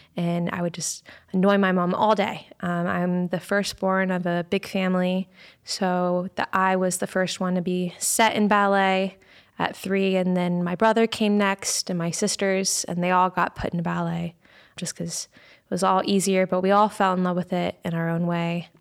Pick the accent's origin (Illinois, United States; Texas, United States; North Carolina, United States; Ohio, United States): Ohio, United States; Dayton; I'm from Dayton, Ohio